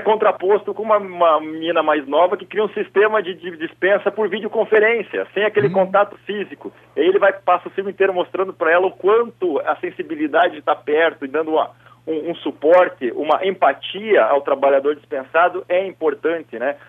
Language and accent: Portuguese; South Region, Brazil; como um bom sulista